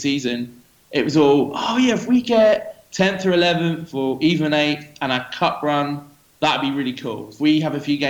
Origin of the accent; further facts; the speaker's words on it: New Forest, South East England, United Kingdom; moved away as an adult; also born or lived in Kuwait; now in Dubai, United Arab Emirates; I'm originally from the New Forest, which is in between Southampton and Bournemouth